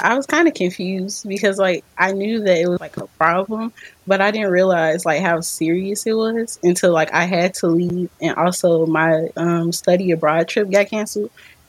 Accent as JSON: {"language": "English", "town": "Chicago", "region": "Illinois", "country": "United States", "tie": "born or raised there", "said": "I was born and raised in Chicago"}